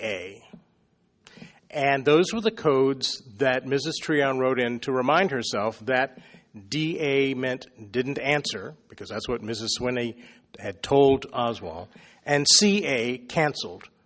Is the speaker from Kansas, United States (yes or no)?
no; Raleigh, North Carolina, United States; there was my hometown